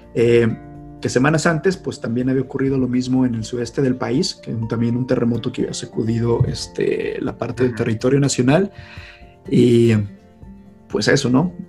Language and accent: Spanish; Mexico; siendo mexicanos